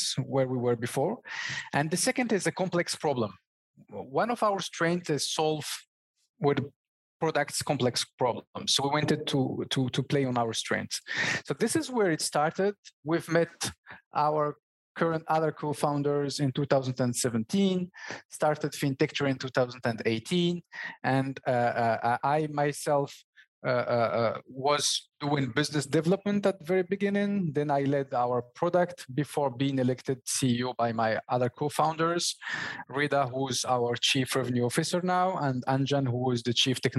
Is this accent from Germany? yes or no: no; Morocco; first language Berber; English is a second language; moved away as an adult; now in France; I was born and raised in Morocco in a family of merchants